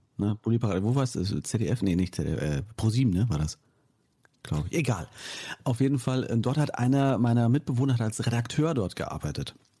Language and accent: German; towards Fulda, East Hesse, Germany; moved away; in meine alte Heimat geführt, ne? Nach, nach Osthessen Richtung Fulda